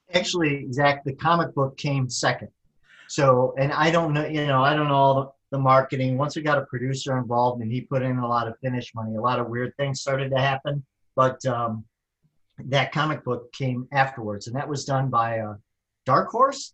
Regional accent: Michigan, United States; We're from Michigan

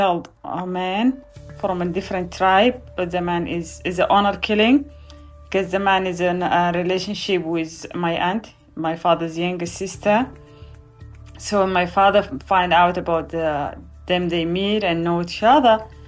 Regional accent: Gedaref, Sudan; moved away as an adult; now in Virginia, United States; I was born on November 3rd, 1987, in a refugee camp in the city of Gdarif from Sudan.

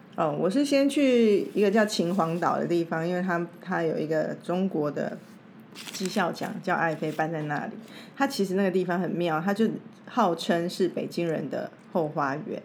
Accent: Taipei, Taiwan; 我从台北来，从台湾来

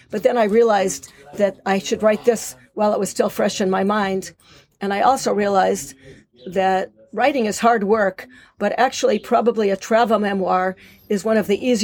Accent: Eilat, Southern District, Israel; recently in September, I published a novel, which also takes place in Eilat in my hometown.

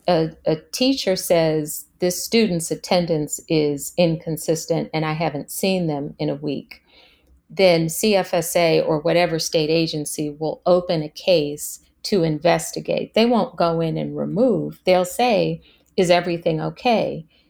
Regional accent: Washington, District of Columbia, United States; in high school, growing up in Washington, D C

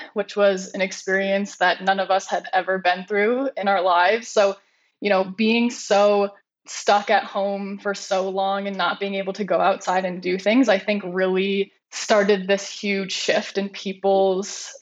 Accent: East Coast, United States; I grew up on the East Coast

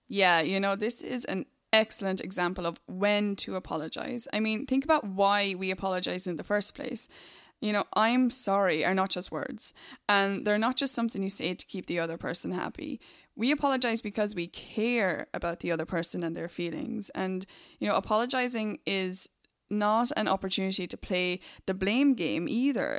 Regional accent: Ireland; Being from Ireland

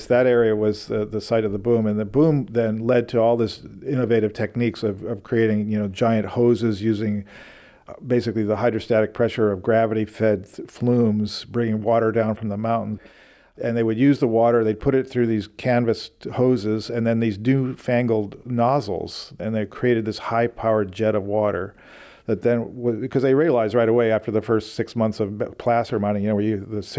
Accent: Oakland, California, United States; I grew up in Oakland

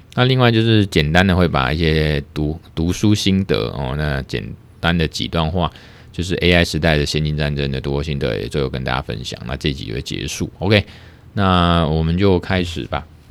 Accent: Taiwan; 我们台湾这边

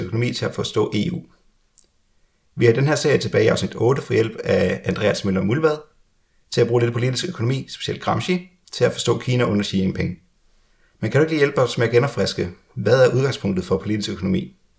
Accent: Denmark; now in Sweden; som danskere, der selv bor i Sverige

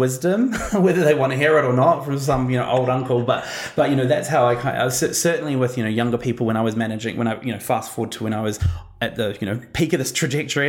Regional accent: New Zealand; now in Australia; arriving in Australia and trying to, as a New Zealander

